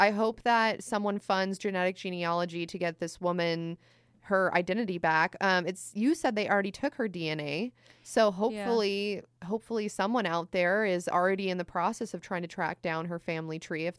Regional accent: California, United States; I'm working class American. I just feel like, but I mean, I'm also from California

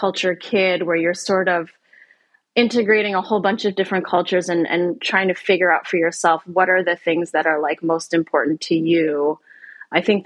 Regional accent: Canada; moved away; also born or lived in Asia; where I grew up in Canada

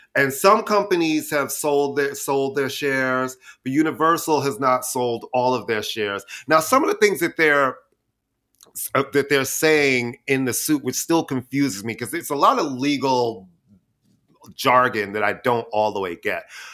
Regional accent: New York City, New York, United States; I'm a queen from Queens

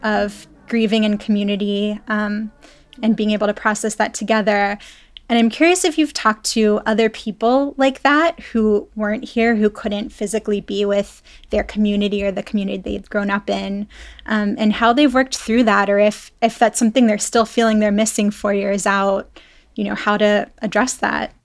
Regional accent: Pittsburgh, Pennsylvania, United States; moved away as an adult; also born or lived in Texas; I grew up in the Tree of Life synagogue

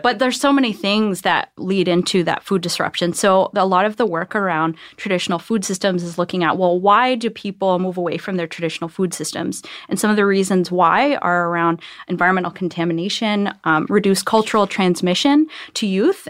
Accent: Akwesasne, New York, United States; I grew up, uh, in upstate New York.

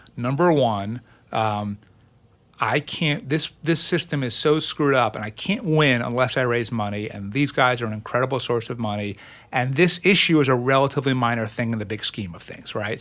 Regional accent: Lawrence, New York, United States; also born or lived in Brooklyn, New York; I grew up in, in Brooklyn and then on Long Island

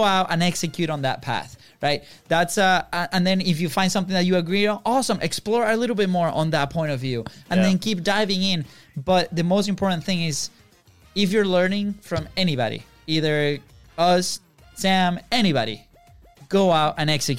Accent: Venezuela; born or raised there; moved away

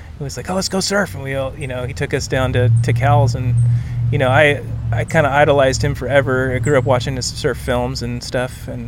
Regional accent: Santa Cruz, California, United States; growing up in Santa Cruz, we're kind of in a bubble where we're not exposed to a lot of other board builders

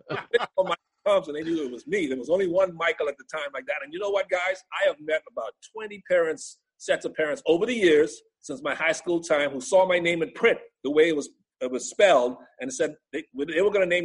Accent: Bahamas; now in United States; The island that I grew up on

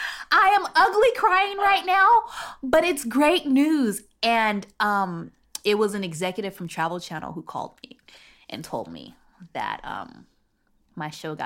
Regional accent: San Bernardino, California, United States; You know, growing up in San Bernardino was very much middle-class neighborhood.

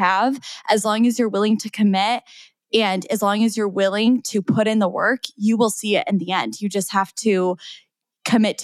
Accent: 3 hours from Chicago, Midwest, United States; now in Chicago, United States; my hometown, which is 3 hours from Chicago

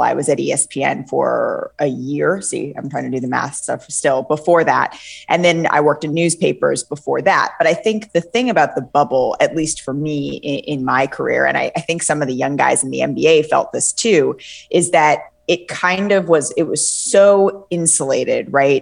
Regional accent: California, United States; moved away as an adult; also born or lived in New York City; I am from California

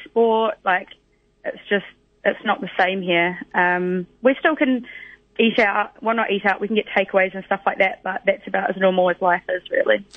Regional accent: West Otago, New Zealand; moved away as an adult; also born or lived in Invercargill, New Zealand; now in London, United Kingdom; I'm from West Otago, but I was last working in in Invercargill before I left and came over to London

